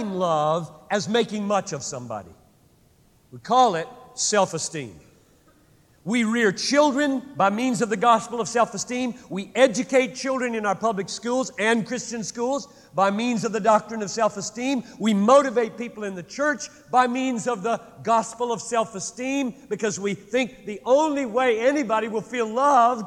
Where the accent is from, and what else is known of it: United States